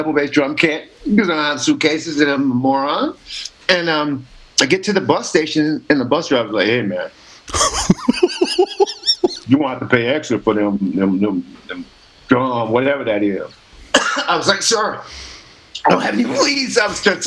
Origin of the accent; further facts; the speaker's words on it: Midwest, United States; moved away; I'm from the Midwest